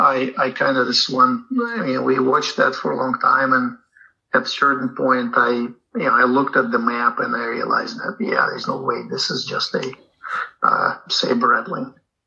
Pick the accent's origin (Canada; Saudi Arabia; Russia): Russia; Moscow; moved away as an adult; now in Seattle, United States; Well, I'm from Soviet Union, effectively, right? So I don't know if it's Russian or if, but yeah, I was born in Moscow. I moved here in 92.